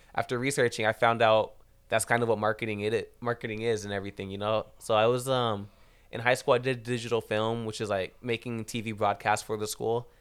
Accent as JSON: {"language": "English", "town": "Rancho Cucamonga", "region": "California", "country": "United States", "said": "I'm from Rancho Cucamonga"}